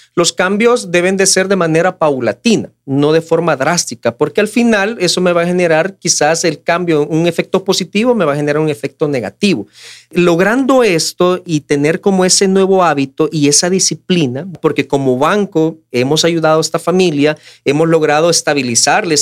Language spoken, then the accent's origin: Spanish; El Salvador; como familias salvadoreñas